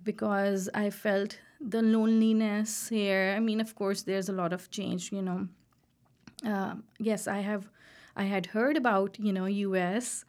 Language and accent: English; Pakistan; moved away as an adult; also born or lived in Carbondale, Illinois; now in Iowa, United States; we are from Pakistan